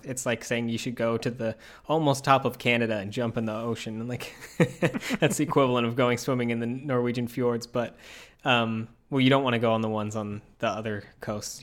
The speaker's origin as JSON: {"language": "English", "region": "Utah", "country": "United States", "tie": "born or raised there", "moved": "yes", "said": "I grew up in Utah"}